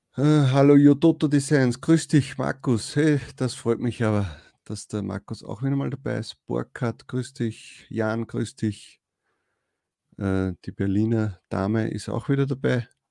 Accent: Upper Austria, Austria; bei uns Oberösterreichern

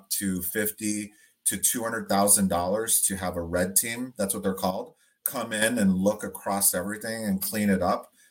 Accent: Detroit, Michigan, United States; we're all from Detroit

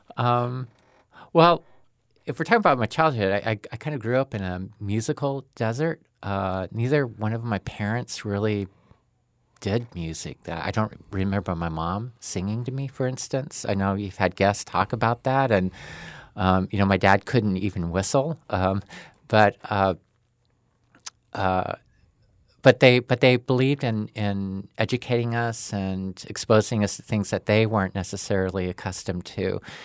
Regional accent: Boise, Idaho, United States; I grew up in Boise

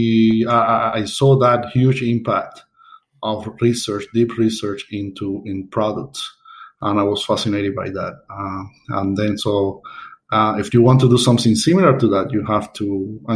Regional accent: Havana, Cuba; moved away as an adult; also born or lived in Seville, Spain / Dublin, Ireland; I was born in Havana, Cuba. I did up to my engineering degree there

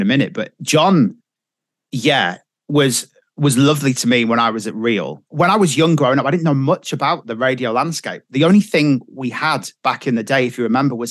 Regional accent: Kirkby-in-Furness, North West England, United Kingdom; I'm from Kirby and Furnace

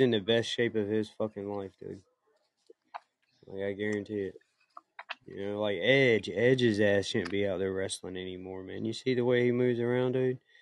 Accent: South Carolina, United States; I'm from South Carolina

